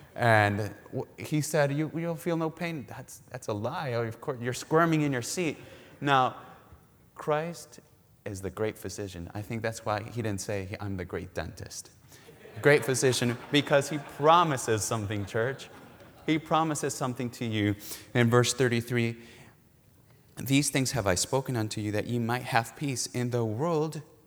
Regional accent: Mexico; now in Milwaukee, United States; we're originally from Mexico

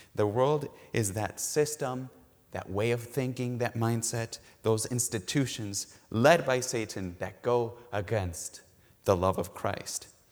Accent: Mexico; now in Milwaukee, United States; we're originally from Mexico

